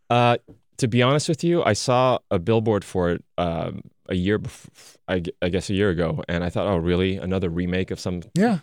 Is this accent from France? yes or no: yes; France; moved away; Growing up in France